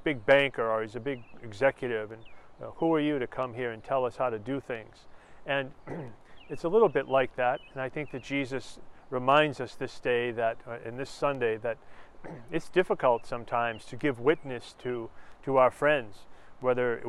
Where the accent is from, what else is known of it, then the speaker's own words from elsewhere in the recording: Lowell, Massachusetts, United States; an area where I grew up in Lowell, Massachusetts